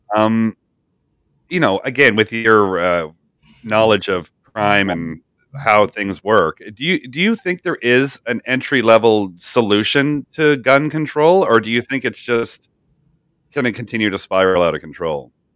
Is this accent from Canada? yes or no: yes; Canada; I'm from Canada